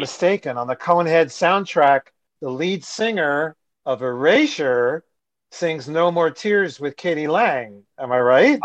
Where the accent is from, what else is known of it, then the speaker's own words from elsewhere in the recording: New Jersey, United States; I'm from New Jersey